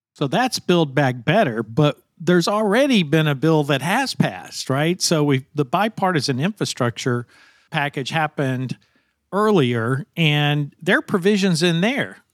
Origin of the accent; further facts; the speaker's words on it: Arkansas, United States; I come from Arkansas. We're a predominantly agriculture state.